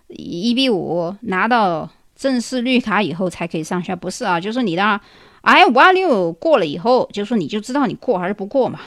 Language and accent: Chinese; China; 我们中国人